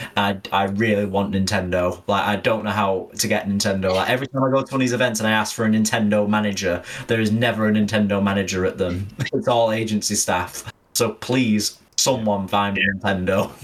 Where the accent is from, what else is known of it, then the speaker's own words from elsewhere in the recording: Manchester, North West England, United Kingdom; I am a Mancunian born and bred